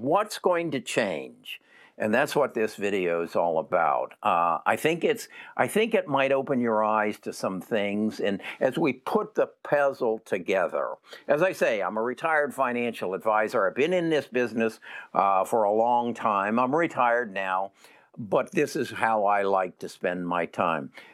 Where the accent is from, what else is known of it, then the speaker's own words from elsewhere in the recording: Alabama, United States; I'm from Alabama